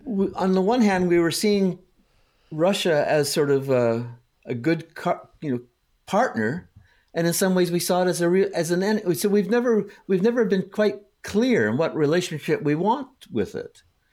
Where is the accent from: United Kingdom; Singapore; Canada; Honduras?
Canada; also born or lived in United States; growing up in Canada and the US, the houses kept getting bigger and bigger